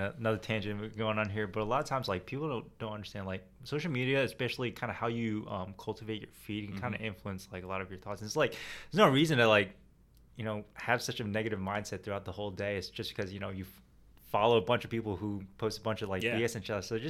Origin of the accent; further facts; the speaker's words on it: New Jersey, United States; now in Jacksonville, United States; Born and raised in Jersey, and eventually kind of found my way down here.